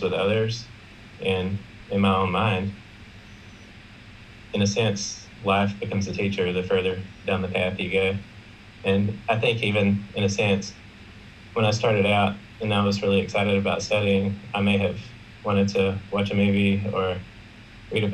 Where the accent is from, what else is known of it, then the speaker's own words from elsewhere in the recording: South Carolina, United States; I'm from South Carolina, which is in the United States